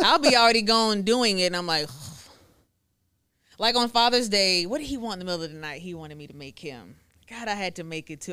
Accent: Woodway, Texas, United States; also born or lived in Dallas, Texas / Hewitt, Texas / Waco, Texas; I grew up in Woodway

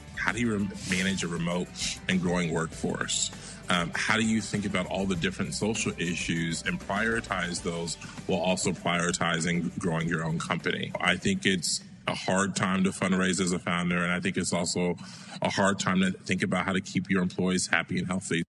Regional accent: Honolulu, Hawaii, United States; moved away as an adult; also born or lived in Massachusetts / Ohio / Kansas / Virginia; growing up in Ho, in Hawaii

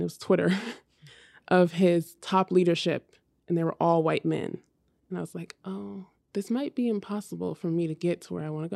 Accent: Hayward, California, United States; now in New York, United States; I grew up in Hayward, California, so it's right next to Oakland

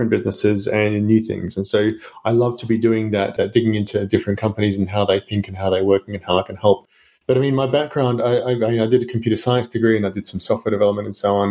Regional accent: Australia; accent: Australian; now in Luxembourg; I'm Australian, you may hear from the accent

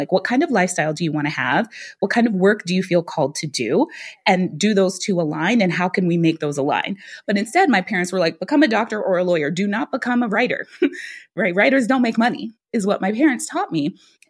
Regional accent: Guyana; now in United States; my parents, when they talked to me there, we were immigrants. We came from Guyana. Neither one of my parents graduated from high school.

